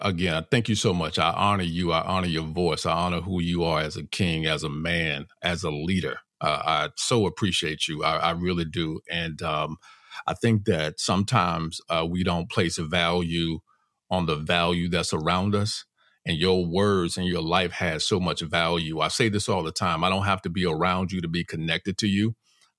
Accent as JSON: {"language": "English", "town": "Los Angeles", "region": "California", "country": "United States", "tie": "born or raised there", "said": "I grew up in Crenshaw, raised by my grandmother, never lived with my parents."}